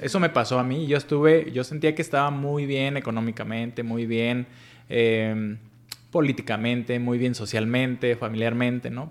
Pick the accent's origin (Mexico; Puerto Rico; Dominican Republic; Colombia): Mexico; Paracho, Michoacán; Soy nacido en una pequeña comunidad que se llama Paracho, es en el estado de Michoacán